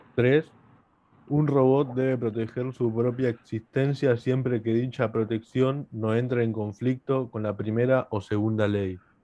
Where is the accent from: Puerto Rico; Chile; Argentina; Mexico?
Argentina; yo siendo argentino